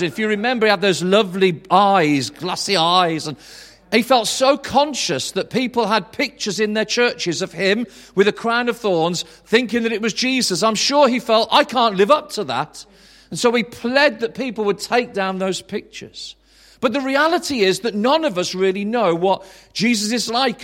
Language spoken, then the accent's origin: English; Tamworth, West Midlands, United Kingdom; also born or lived in Swansea / High Wycombe; now in Birmingham, United Kingdom; I'm from Tamworth